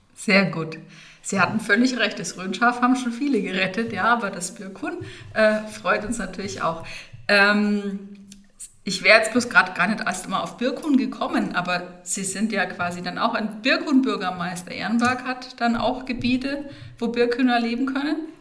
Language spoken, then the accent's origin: German; Bad Neustadt an der Saale, Bavaria, Germany; ich bin Rönerin, in Bad Neustadt geboren und aufgewachsen